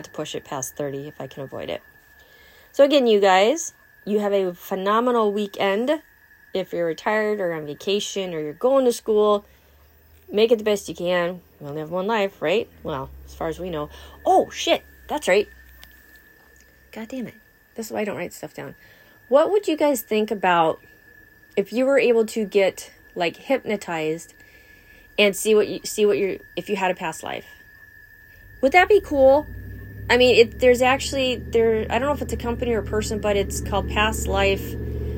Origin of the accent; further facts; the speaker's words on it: California, United States; now in Wisconsin, United States; I'm from California